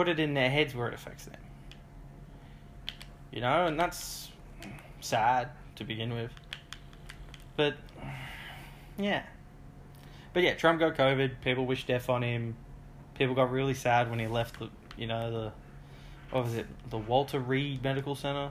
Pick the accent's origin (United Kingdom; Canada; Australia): Australia; I'm Australian.